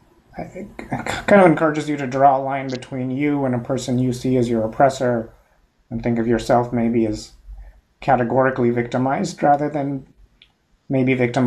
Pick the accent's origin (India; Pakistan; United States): India; moved away; as an immigrant and as an Indian